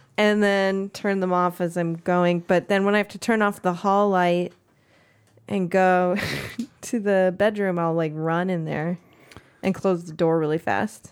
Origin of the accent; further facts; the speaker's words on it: East San Francisco Bay Area, California, United States; I grew up, uh, in the East San Francisco Bay Area.